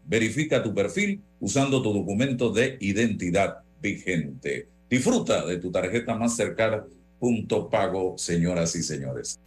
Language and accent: Spanish; Panama; como panameño